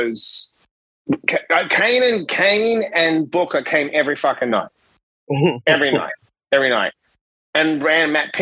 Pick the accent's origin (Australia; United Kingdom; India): Australia; Perth, Western Australia; now in New York City, United States; I came from Perth, right, which is the most isolated capital city in the world